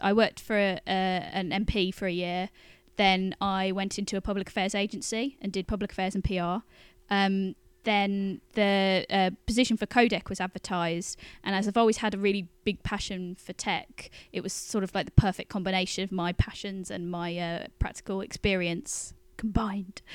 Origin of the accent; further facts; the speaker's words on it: Birmingham, West Midlands, United Kingdom; now in London, United Kingdom; I come from Birmingham and go there quite a bit